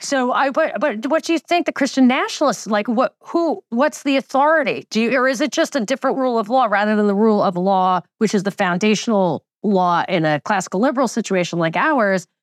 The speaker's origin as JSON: {"language": "English", "region": "New York", "country": "United States", "tie": "born or raised there", "said": "I grew up in New York and the most Jewish county"}